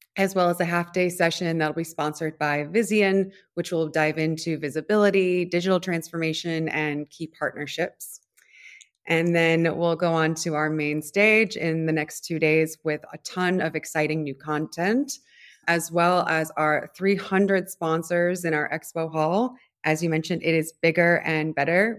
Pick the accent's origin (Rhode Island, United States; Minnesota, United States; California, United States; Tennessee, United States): Rhode Island, United States; Providence; moved away; also born or lived in Washington, D.C. / New York / Rio de Janeiro / São Paulo; I'm from Providence, Rhode Island